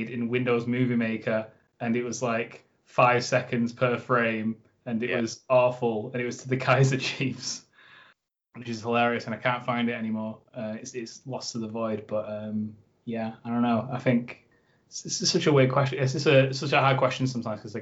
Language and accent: English; Oldham, North West England, United Kingdom; moved away as an adult; also born or lived in Huddersfield; now in Leeds, United Kingdom; I'm actually from Oldham, so I'm a little bit further away.